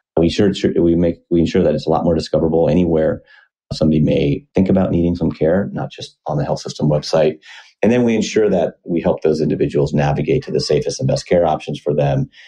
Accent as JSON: {"language": "English", "region": "Iowa", "country": "United States", "tie": "born or raised there", "moved": "as an adult", "lives_now": "Seattle, United States", "said": "Was born and raised in Iowa, decent sized town"}